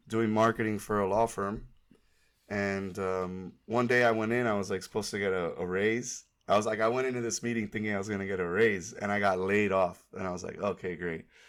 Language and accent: English; Miami, Florida, United States; moved away; also born or lived in Tallahassee, Florida; I am from Miami, Florida. I grew up in Kendall, which is a suburb out west